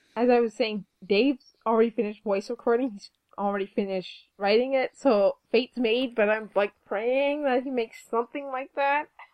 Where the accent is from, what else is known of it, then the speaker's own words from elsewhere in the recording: Canada; We're Canadian.